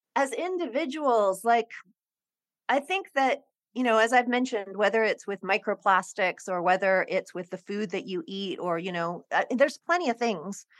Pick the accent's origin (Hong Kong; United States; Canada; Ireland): Hong Kong; I grew up in Hong Kong